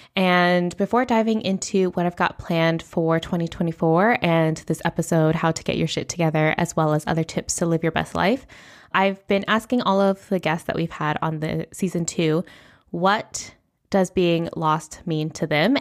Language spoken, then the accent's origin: English; United States; first language English; moved away as an adult; now in Spain; I do come from a background of being middle class, raised in the United States.